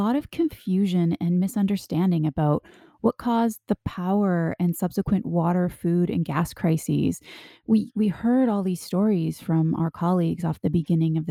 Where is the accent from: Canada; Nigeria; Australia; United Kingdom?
Canada; I grew up in Canada and I'm used to extremely cold temperatures